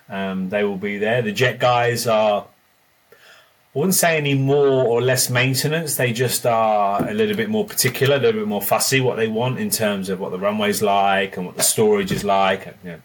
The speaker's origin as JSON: {"language": "English", "region": "England", "country": "United Kingdom", "moved": "yes", "said": "Even when I came from England, it was with the Horizon team"}